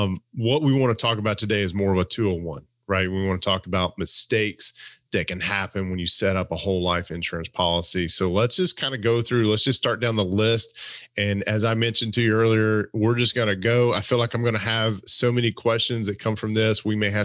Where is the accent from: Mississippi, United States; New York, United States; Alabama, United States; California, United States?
Alabama, United States; Wait a minute, I'm from Alabama.